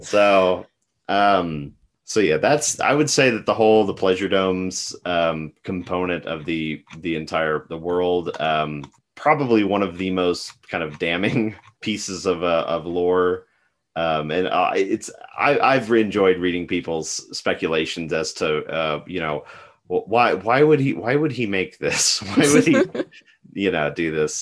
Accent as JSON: {"language": "English", "region": "West Texas", "country": "United States", "tie": "born or raised there", "said": "growing up in West Texas in the Southwest"}